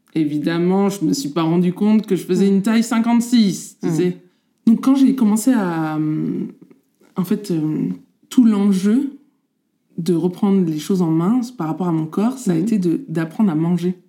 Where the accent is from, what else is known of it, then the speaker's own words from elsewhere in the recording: Normandy, France; On est originaires tous les deux de Normandie